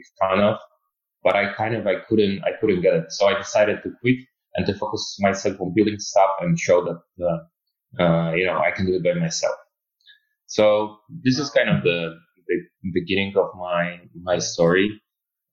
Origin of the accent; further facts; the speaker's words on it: Poland; moved away as an adult; also born or lived in Munich, Germany; I'm originally I'm from Poland, but I live in Germany, Munich for 4 years